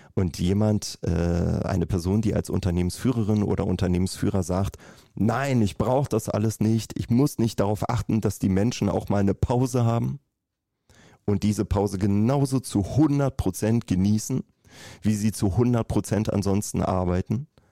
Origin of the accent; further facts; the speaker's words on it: Berlin, Germany; ich komme aus Berlin